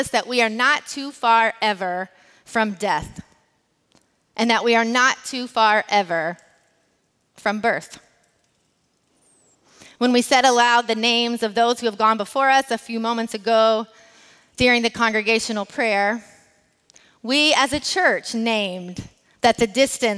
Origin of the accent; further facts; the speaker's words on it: United States; As an American who is also raced as white